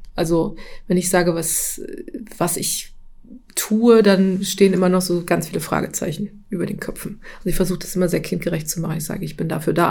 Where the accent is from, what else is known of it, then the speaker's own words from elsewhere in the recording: Thuringia, Germany; moved away as an adult; now in Dierberg, Germany; ich bin eigentlich äh, aus Thüringen ähm, und ich bin erst vor drei Jahren nach Dierberg gezogen